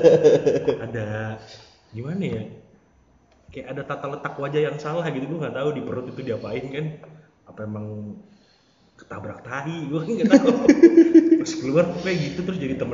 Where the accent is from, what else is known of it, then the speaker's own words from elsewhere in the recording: Depok, West Java, Indonesia; Lahir di Depok, gede disiksa, gede di Depok juga.